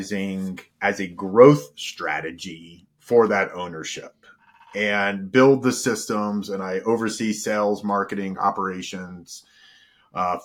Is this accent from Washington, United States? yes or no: no; Virginia, United States; moved away as an adult; also born or lived in Colorado; I'm from Virginia